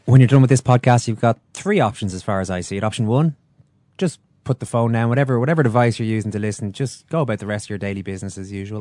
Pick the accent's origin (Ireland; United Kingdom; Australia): Ireland; we have been oppressed in the past, uh, us Irish